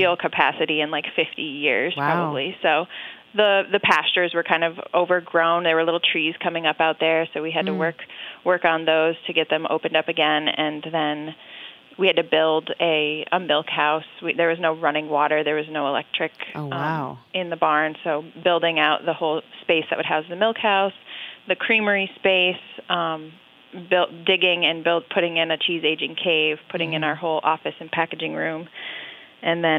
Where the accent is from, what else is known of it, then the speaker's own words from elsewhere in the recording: central New York State, United States; I grew up in New York State in the central part of the state on a dairy farm.